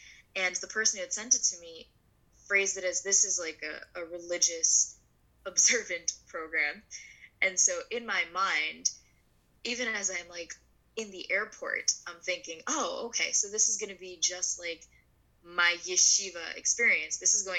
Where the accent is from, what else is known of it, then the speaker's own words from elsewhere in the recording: New York City, New York, United States; I was born in Brooklyn, New York.